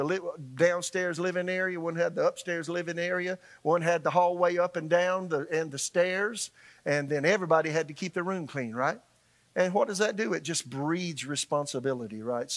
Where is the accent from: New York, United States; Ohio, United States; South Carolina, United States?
South Carolina, United States; Florence; moved away as an adult; also born or lived in Tulsa, Oklahoma; now in Raleigh, United States; in my hometown in Florence, South Carolina